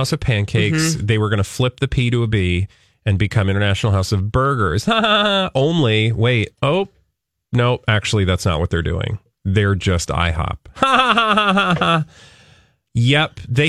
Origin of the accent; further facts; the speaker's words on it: the South, United States; I grew up in the South